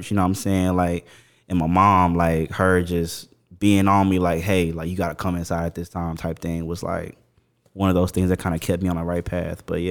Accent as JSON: {"language": "English", "town": "Mesquite", "region": "Texas", "country": "United States", "tie": "born or raised there", "said": "I am from the Triple D. I'm from Dallas, Texas"}